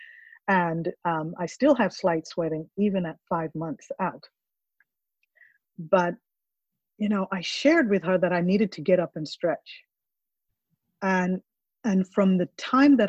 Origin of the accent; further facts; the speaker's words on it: Kampala, Central Region, Uganda; now in Jacksonville, United States; I'm from Africa